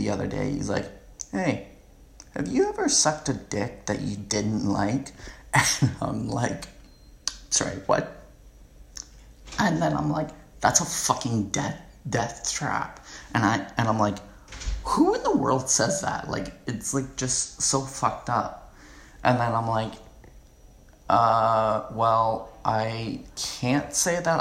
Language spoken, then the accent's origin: English; Canada; I'm pure Canadian